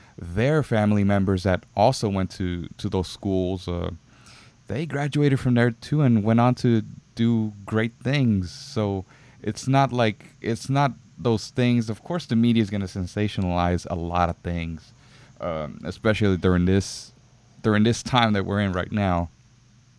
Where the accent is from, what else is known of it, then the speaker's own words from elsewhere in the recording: Houston, Texas, United States; I grew up in, and still am in, the Second Ward area